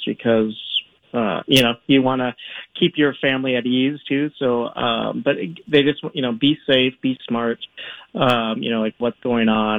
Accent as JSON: {"language": "English", "country": "United States", "moved": "as an adult", "lives_now": "Rome, Italy", "said": "I'm an American teacher at an American school"}